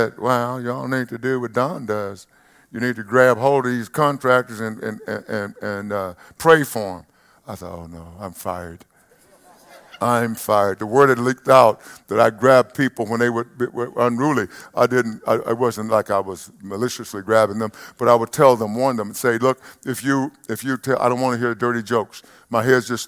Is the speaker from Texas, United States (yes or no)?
yes; East Texas, United States; When I grew up in East Texas